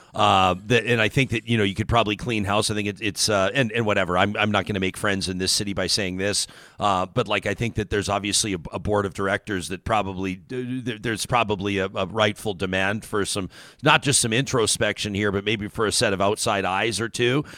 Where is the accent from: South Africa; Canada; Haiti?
Canada; Calgary, Alberta; I grew up in Calgary